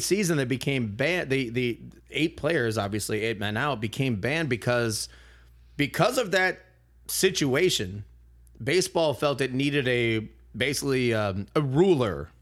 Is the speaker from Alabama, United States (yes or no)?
no; Milwaukee, Wisconsin, United States; I'm from Milwaukee